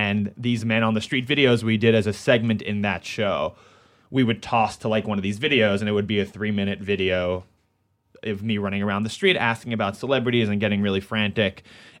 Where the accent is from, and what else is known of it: New York City, New York, United States; born or raised there